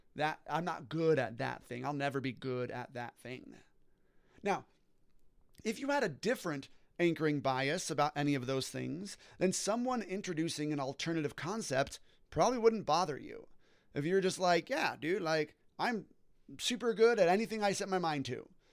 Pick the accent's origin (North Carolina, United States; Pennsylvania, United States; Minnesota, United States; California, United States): California, United States; Orange County; I was born and raised in Orange County, California